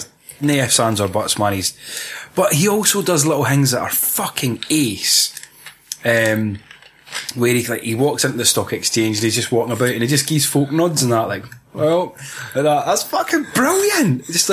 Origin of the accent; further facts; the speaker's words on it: Aberdeen, Scotland, United Kingdom; I'm from Aberdeen. Aye.